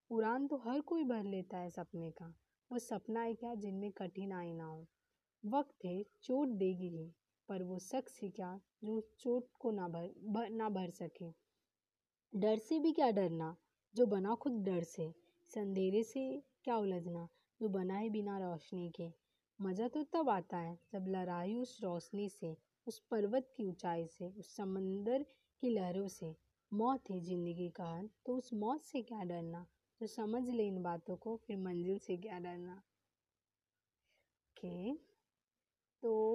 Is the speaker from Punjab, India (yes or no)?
no; Mumbai, Maharashtra, India; मैं मुंबई की रहने वाली हूँ